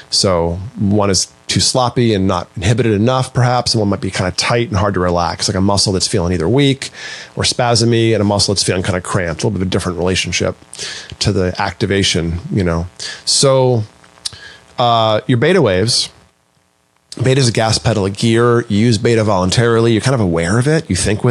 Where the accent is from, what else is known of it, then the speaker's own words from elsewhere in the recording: Maine, United States; I grew up in Maine